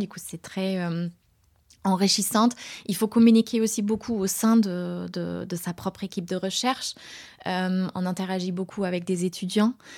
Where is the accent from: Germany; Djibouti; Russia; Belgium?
Germany; moved away as an adult; also born or lived in Göttingen, Germany / United States; now in France; je suis née en Allemagne